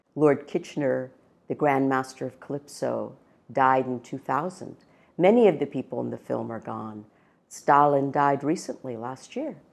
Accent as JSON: {"language": "English", "country": "India", "tie": "born or raised there", "moved": "yes", "said": "I was born in India"}